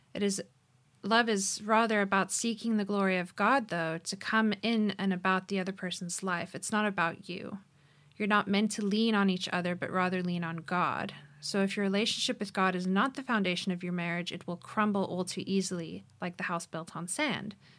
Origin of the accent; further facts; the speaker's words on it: Cape Town, Western Cape, South Africa; moved away as an adult; also born or lived in Phoenix, Arizona; I was raised here in Cape Town, South Africa, but moved to Arizona to study